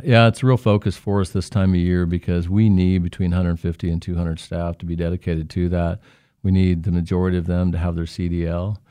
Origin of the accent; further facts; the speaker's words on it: Newton, Kansas, United States; I'm from Newton.